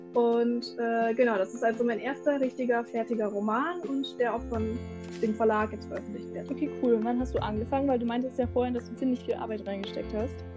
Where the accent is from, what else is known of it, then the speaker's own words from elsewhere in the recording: Münsterland, North Rhine-Westphalia, Germany; ich komme aus dem Münsterland.